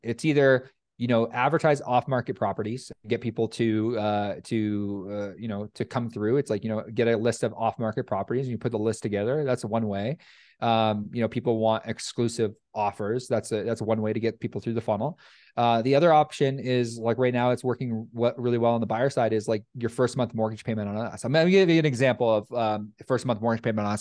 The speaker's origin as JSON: {"language": "English", "country": "Canada", "said": "I'm Canadian"}